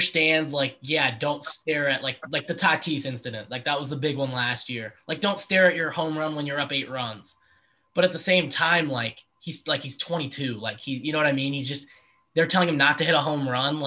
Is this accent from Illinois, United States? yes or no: yes; Chicago, Illinois, United States; I'm from Chicago.